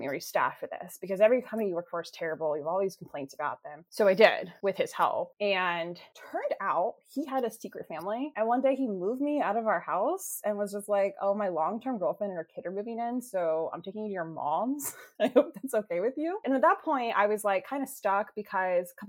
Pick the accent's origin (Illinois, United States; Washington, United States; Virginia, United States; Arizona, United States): Virginia, United States; Alexandria; moved away as an adult; also born or lived in Fairfax County, Virginia / Maryland; I grew up in Alexandria City, and then I went to high school in Fairfax County.